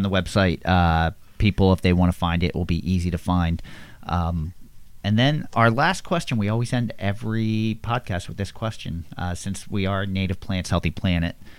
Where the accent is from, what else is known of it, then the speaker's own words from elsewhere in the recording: Levittown, Pennsylvania, United States; I grew up in Levittown, PA, which is very populated